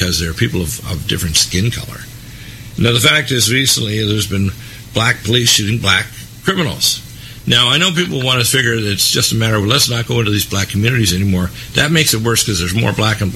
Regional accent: Detroit, Michigan, United States; I'm from Detroit. And when my father worked there in Detroit back in the 50s, when I was born in 1952

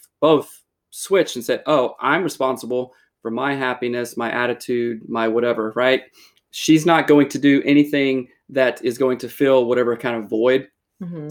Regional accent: South Carolina, United States; moved away as an adult; now in Seattle, United States; I'm from South Carolina originally

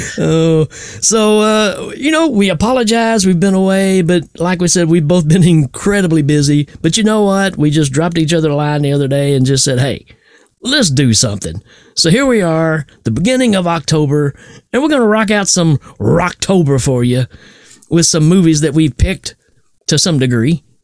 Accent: Tennessee, United States; I'm from Tennessee.

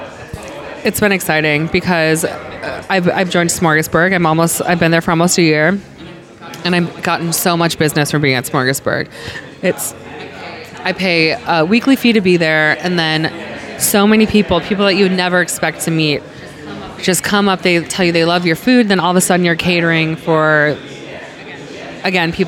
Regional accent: Cleveland, Ohio, United States; moved away as an adult; now in Los Angeles, United States; I'm from Ohio

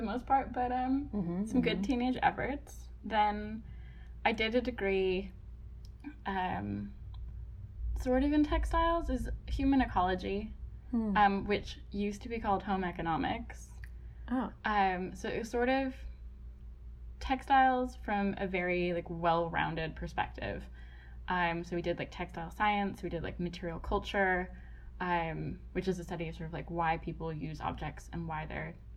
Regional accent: Canada; accent: Canadian; moved away as an adult; also born or lived in Australia / London; I grew up in Canada.

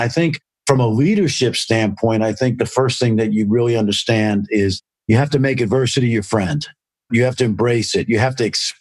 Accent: New York City, New York, United States; I grew up in Brooklyn, New York, in a very racially mixed area

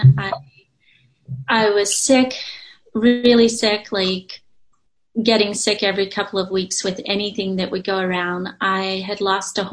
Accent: Charleston, South Carolina, United States; I grew up in Charleston, South Carolina

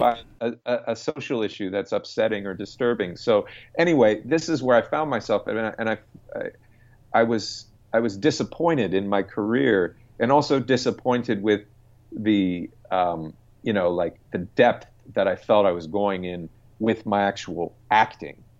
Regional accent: United States; as an American

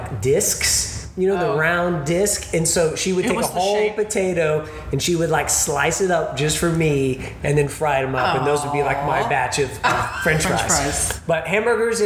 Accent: Houston, Texas, United States; I'm from Houston

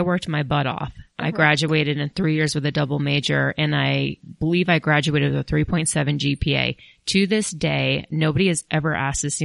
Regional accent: Colorado, United States; moved away as an adult; also born or lived in New York City; I'm from Colorado, but I went to school in New York City

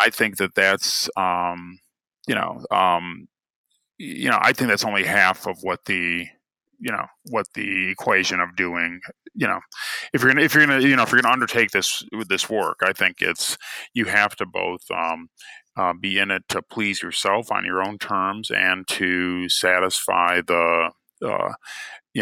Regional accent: Cleveland, Ohio, United States; born or raised there

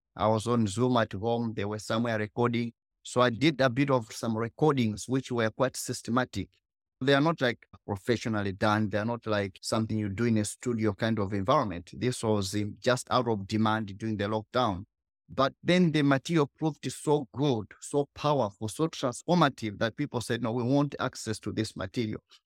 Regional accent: Malawi; I was born in Malawi, the poorest country.

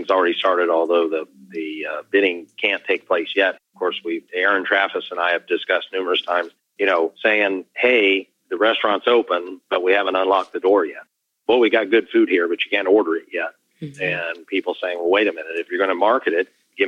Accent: Columbus, Ohio, United States; in my hometown, Columbus, Ohio

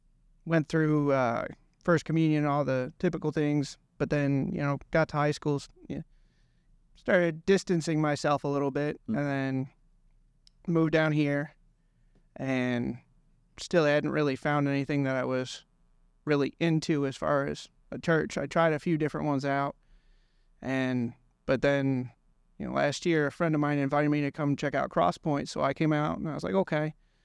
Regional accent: Illinois, United States; Well, I grew up in right outside of Chicago, and I grew up Catholic.

